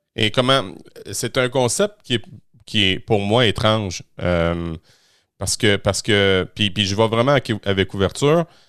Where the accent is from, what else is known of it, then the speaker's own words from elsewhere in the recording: Quebec, Canada; chez nous, au Québec